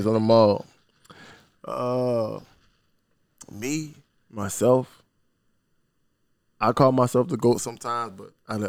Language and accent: English; Savannah, Georgia, United States; So, I'm from Savannah, straight out of Tatumville. I come from a house full of, it was six of us, two bedrooms, you know.